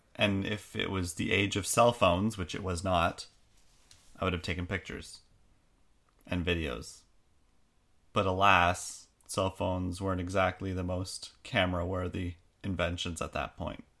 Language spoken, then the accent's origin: English; Canada; we're Canadian